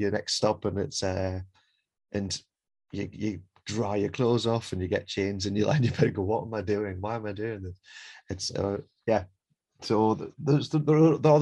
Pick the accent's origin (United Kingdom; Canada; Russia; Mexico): United Kingdom; England; I'm from England